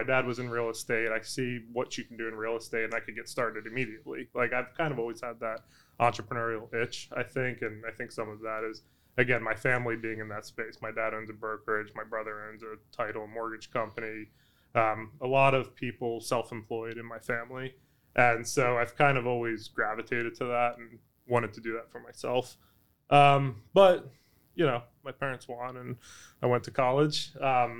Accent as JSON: {"language": "English", "town": "Philadelphia", "region": "Pennsylvania", "country": "United States", "tie": "born or raised there", "moved": "yes", "said": "I grew up in the Philadelphia area"}